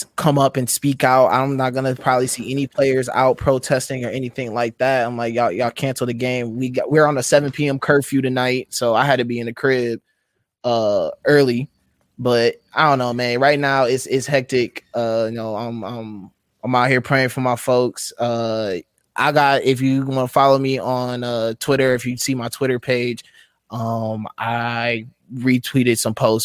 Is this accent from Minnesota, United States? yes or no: yes; Minnesota, United States; I'm from Minnesota. I live here